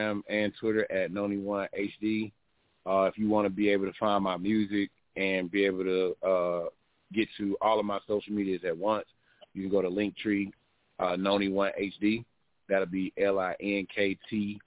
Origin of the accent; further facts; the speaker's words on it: Athens, Georgia, United States; moved away as an adult; also born or lived in Texas (Killeen); now in Augusta, United States; I'm originally from Athens, Georgia.